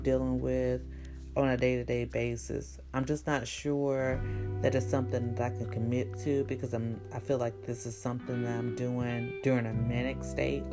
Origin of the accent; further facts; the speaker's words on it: the South, United States; I'm from the South, so speaking to people and talking to people is kind of part of my nature. I think that because I'm in a small town and I'm in the town that I grew up